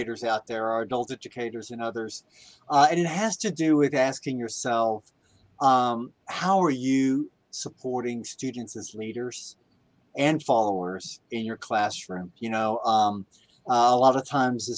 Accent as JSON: {"language": "English", "town": "San Antonio", "region": "Texas", "country": "United States", "tie": "born or raised there", "said": "my hometown here"}